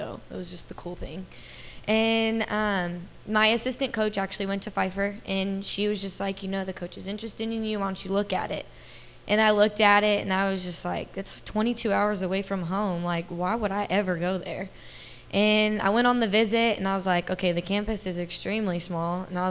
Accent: Dallas, Texas, United States; And, I come from a junior college in Kansas. I'm from Dallas, Texas.

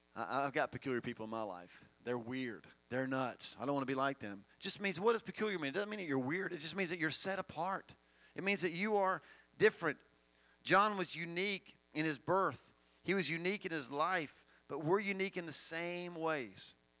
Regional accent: Finger, Tennessee, United States; I'm from Finger, not desert.

